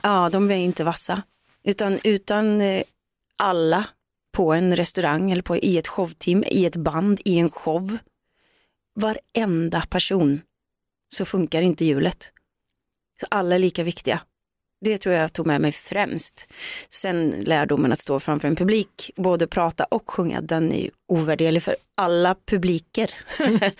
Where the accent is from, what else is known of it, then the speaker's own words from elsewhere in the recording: Gullspång, Västra Götaland, Sweden; hemma i Gullspång